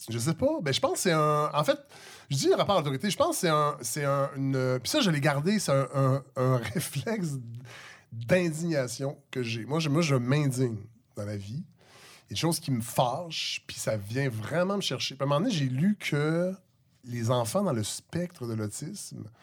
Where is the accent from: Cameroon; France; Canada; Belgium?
Canada; Saint-Hyacinthe, Quebec; born there; also born or lived in Montréal-Nord / Saint-Luc; j'ai, grandi dans plein de villes. Je suis né à Saint-Hyacinthe, j'ai habité à Montréal-Nord, j'ai habité à Saint-Luc, qui est maintenant à Saint-Jean-Richelieu